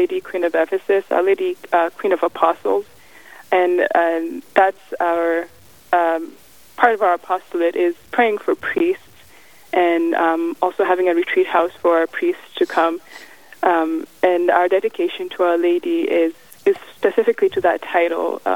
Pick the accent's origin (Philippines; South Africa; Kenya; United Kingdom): Kenya; also born or lived in Massachusetts, United States; now in Missouri, United States; originally I'm from Kenya, and then my family moved to Massachusetts in New England